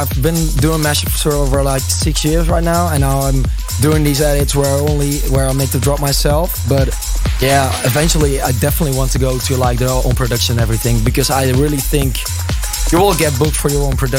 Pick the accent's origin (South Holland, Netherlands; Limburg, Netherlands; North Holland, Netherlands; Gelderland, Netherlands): Gelderland, Netherlands; Groenlo; most of the people will recognize me of my mashups and edits. Yeah, I'm from Groenlo